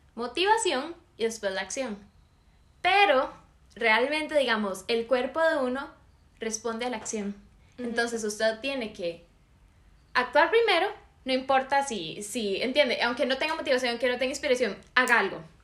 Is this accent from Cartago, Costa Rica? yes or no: no; San José, Costa Rica; Yo soy de San José.